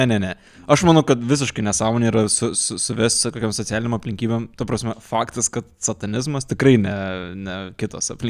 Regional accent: Šiauliai, Šiauliai County, Lithuania; aš kadangi esu iš Šiaulių, tai labai netoli nuo vietos, kur gyvenau

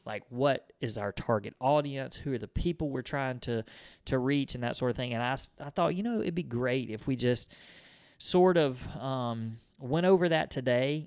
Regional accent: Mississippi, United States; we're from Mississippi

